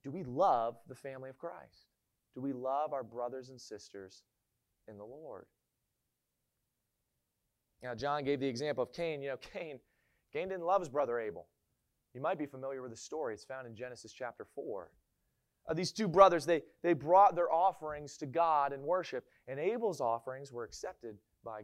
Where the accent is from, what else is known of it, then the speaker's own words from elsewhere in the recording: Maryland, United States; moved away; I'm from Maryland. And in Maryland, we all say that we don't have an accent.